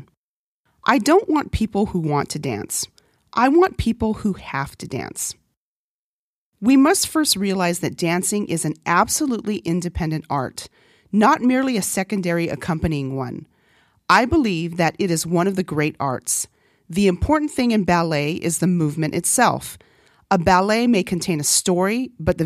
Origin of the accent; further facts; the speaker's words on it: Northern Mariana Islands; first language Korean; English is a second language; moved away; also born or lived in California; coming from a small island, though, because even though it's a U.S. territory and English is a common language